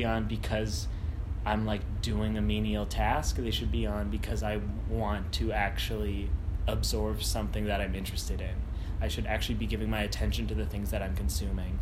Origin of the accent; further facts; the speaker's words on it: Winnipeg, Manitoba, Canada; now in Toronto, Canada; I'm from Winnipeg